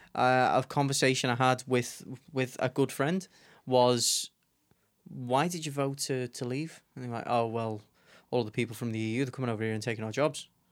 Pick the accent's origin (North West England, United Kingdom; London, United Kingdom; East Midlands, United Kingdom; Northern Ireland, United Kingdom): North West England, United Kingdom; Liverpool; I was born and raised here in Liverpool